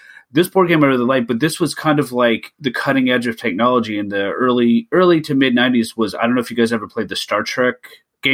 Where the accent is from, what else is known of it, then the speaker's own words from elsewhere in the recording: Canada; being Canadian